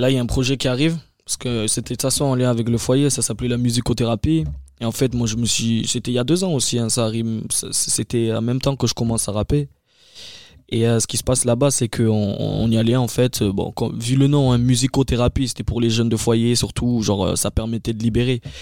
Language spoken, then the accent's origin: French; France; Parce que je suis français, hein, je suis fier d'être français et tout.